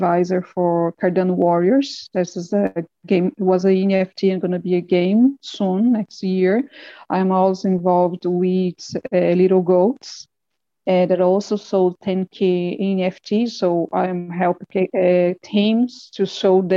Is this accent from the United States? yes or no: no; Brazil; I am a teacher from Brazil